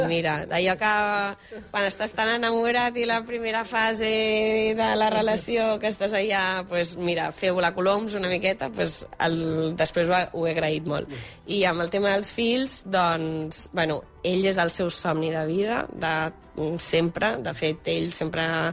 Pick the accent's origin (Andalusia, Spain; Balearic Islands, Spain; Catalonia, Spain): Catalonia, Spain; Barcelona; els dos som de Barcelona, el Roger de la Berneda, jo d'aquí de Gràcia, de tota la vida